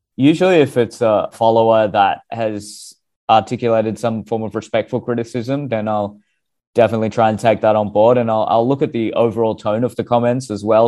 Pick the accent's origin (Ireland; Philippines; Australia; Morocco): Australia; I'm Australian with racially Indian background